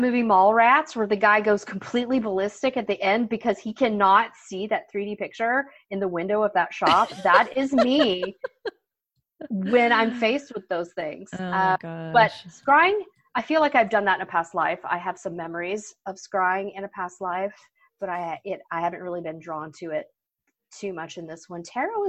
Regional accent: Florida, United States; I grew up in Florida, so I'm

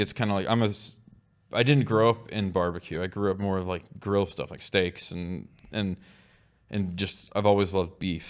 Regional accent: Oklahoma, United States; We're all from Oklahoma

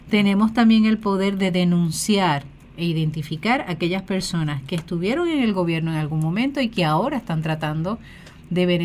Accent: Puerto Rico

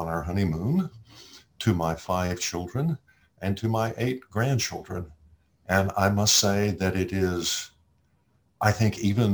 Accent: Austin, Texas, United States; also born or lived in Alabama; I'm from Austin, Texas

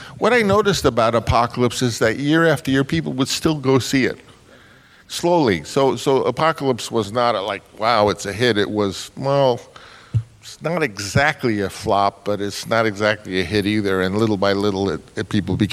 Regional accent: New York City, New York, United States; I was this kid from Queens.

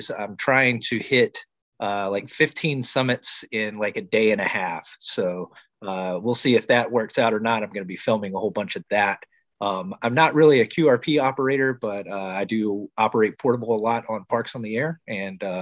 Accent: Louisiana, United States; also born or lived in Hawaii / California; now in Virginia, United States; I grew up in Louisiana and uh, I've, I've been stationed in Virginia, uh, Hawaii, California, and now I'm back here on the eastern shore of Virginia.

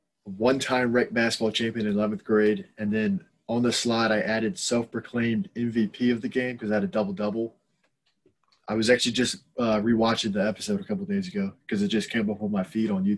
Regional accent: Lynchburg, Virginia, United States; also born or lived in Syracuse; I wasn't born in Lynchburg. I was born in New York.

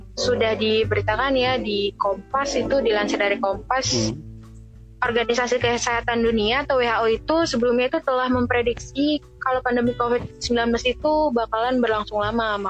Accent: Medan, North Sumatra, Indonesia; moved away; gue dari Medan

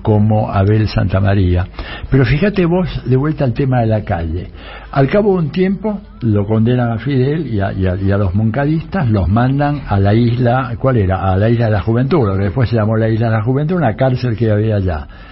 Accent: Argentina; yo como ciudadano argentino

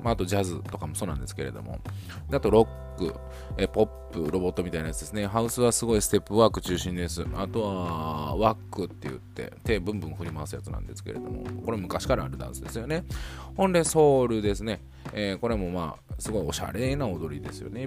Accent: Niigata, Japan; 僕地元新潟なんですが

